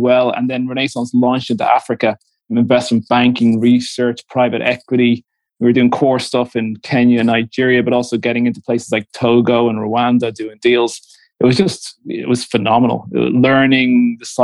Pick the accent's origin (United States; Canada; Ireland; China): Ireland; Dublin, Leinster; moved away as an adult; also born or lived in London / Moscow / Marseille; I'm Dublin born, I'm Irish, Dublin parents, Dublin grandparents